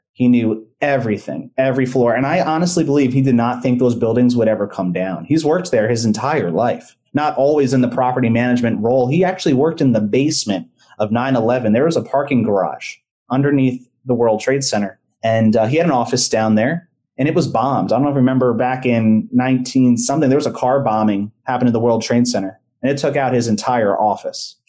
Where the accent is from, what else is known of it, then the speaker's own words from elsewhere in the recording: United States; also born or lived in New Jersey / New York / Pennsylvania; now in Orlando, United States; I grew up in New Jersey and New York.